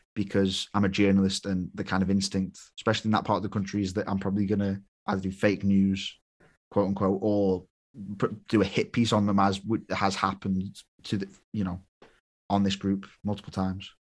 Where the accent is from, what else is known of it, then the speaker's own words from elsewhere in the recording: United Kingdom; I was British